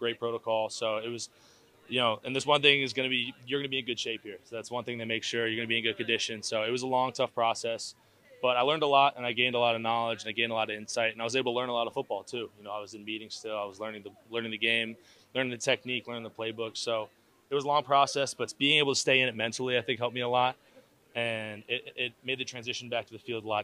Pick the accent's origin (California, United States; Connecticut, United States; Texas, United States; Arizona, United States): Connecticut, United States; Darien; moved away as an adult; also born or lived in Michigan; Being from, coming from Connecticut